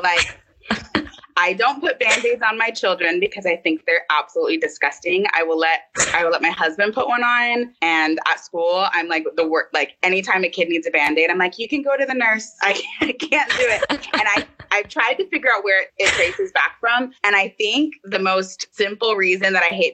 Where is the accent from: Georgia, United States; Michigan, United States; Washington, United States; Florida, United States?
Florida, United States; growing up in Florida and being at like the water parks